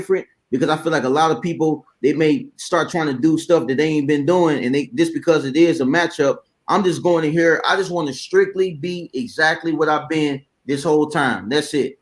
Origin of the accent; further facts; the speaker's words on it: Ohio, United States; now in Alabama, United States; I'm actually from Ohio originally. I've been in Bama for 11 years now.